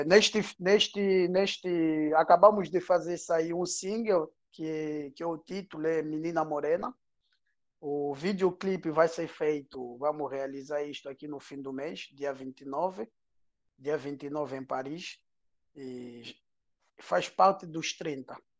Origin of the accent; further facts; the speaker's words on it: Angola; first language Portuguese; now in France; a minha infância em Angola